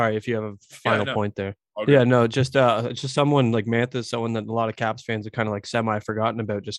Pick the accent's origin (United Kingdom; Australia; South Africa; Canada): Canada; also born or lived in Muskoka; I'm Canadian.